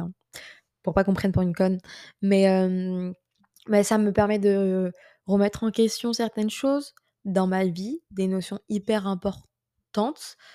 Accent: France; moved away as an adult; also born or lived in Paris; j'étais nostalgique de la France

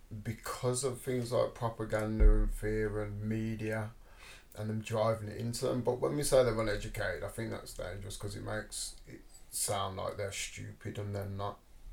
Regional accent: United Kingdom; Now, I am British, you know, and my dad is British.

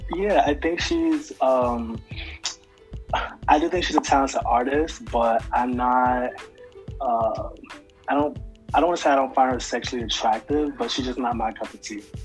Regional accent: Georgia, United States; also born or lived in Mount Vernon, New York; now in Harlem, United States; I'm from Georgia. I lived in Mount Vernon for a long time, ah, ah, and now I'm in ah. Harlem

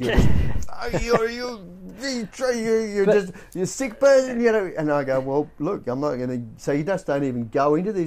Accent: Australia; I'm Australian.

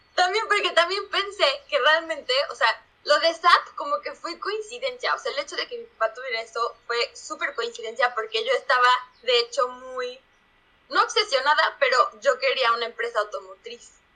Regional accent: Puebla, Mexico; moved away as an adult; also born or lived in Berlin, Germany; now in Heidelberg, Germany; Nací en México, eh, más específico en la ciudad de Puebla, pero actualmente estoy viviendo en Heidelberg, en Alemania

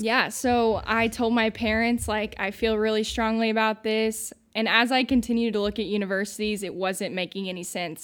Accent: Santa Claus, Indiana, United States; moved away; I'm from Santa Claus, Indiana, originally

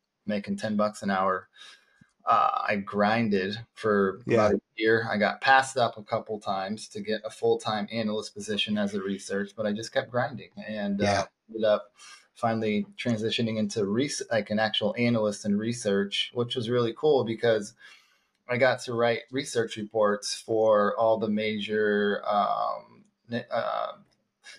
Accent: Phoenix, Arizona, United States; I was born and raised in Phoenix

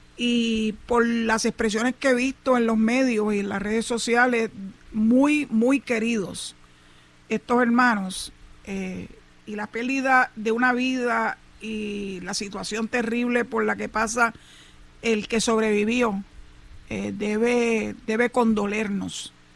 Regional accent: Puerto Rico; somos los puertorriqueños, ciudadanos americanos

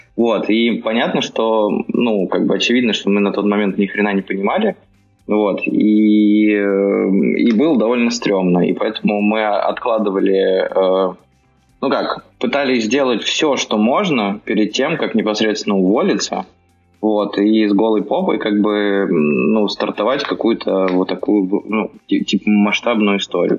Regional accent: Bryansk, Bryansk Oblast, Russia; moved away as an adult; now in Moscow, Russia; я вообще из Брянска. Приехал в Москву лет 10 назад

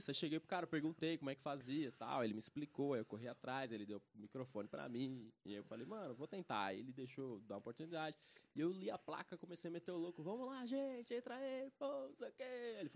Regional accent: São Paulo, Brazil; born there; que eu sou da Zona Leste. nasci no Hospital do Ermelino Matarazzo.

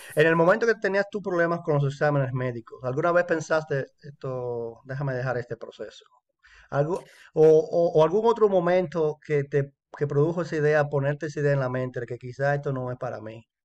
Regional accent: Dominican Republic; now in Canada; compatriota dominicano

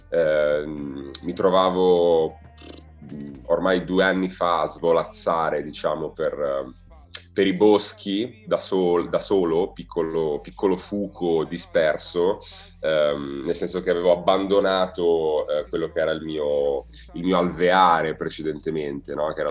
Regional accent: Milan, Lombardy, Italy; qua a Milano, mia città natale.

